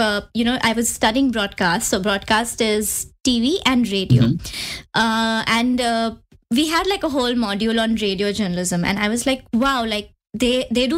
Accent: Mumbai, Maharashtra, India; accent: Indian; moved away as an adult; also born or lived in New York; I've always been in Mumbai, born and raised in Mumbai, never moved out of, home, never changed cities.

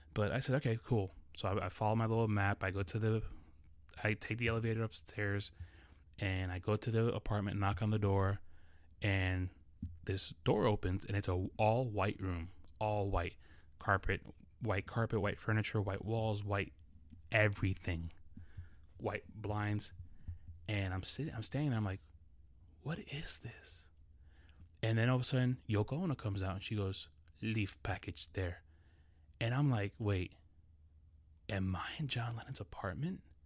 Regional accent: New York City, New York, United States; English is a second language; growing up in New York City

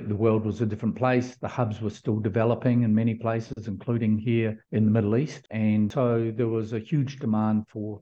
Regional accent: New Zealand; moved away; being a Kiwi

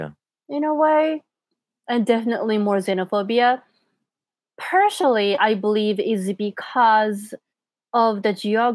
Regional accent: Japan; when I say like, oh, I'm from Japan

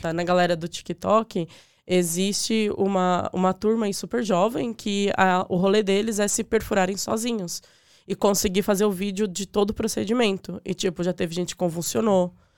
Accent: Diadema / São Paulo, Brazil; moved away as an adult; also born or lived in Cidade Tiradentes / Suzano / Ipiranga; now in Ireland; eu nasci em Diadema

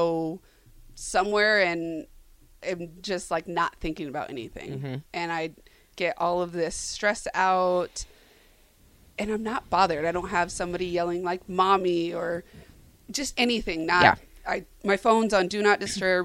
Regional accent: Arizona, United States; moved away as an adult; I'm originally born and raised from Arizona. I lived there until I graduated high school, and then from there I kind of have not stopped moving

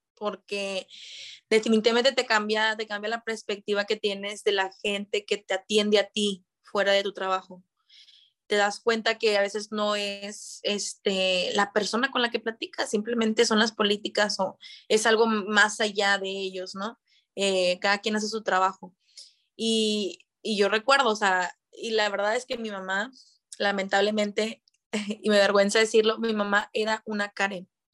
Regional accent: Monterrey, Nuevo León, Mexico; also born or lived in Santa Catarina; estoy viviendo en Monterrey, soy de aquí, nacida en Monterrey

